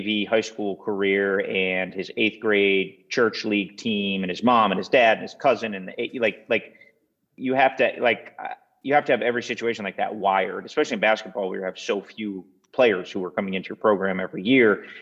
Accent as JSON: {"language": "English", "region": "Massachusetts", "country": "United States", "tie": "born or raised there", "said": "reading the Boston Globe growing up in Massachusetts every day"}